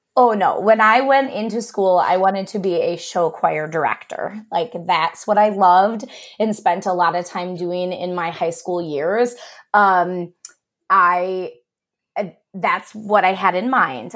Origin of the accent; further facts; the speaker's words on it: Cleveland, Ohio, United States; moved away as an adult; also born or lived in Westerville, Ohio / Wilmington, Ohio; now in Milwaukee, United States; I am originally from the Cleveland area and, um, went to high school there